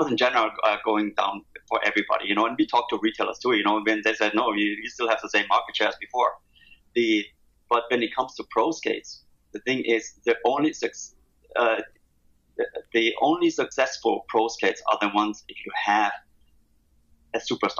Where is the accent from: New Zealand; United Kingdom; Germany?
Germany; English is a second language; moved away as an adult; now in San Diego, United States; I grew up in Germany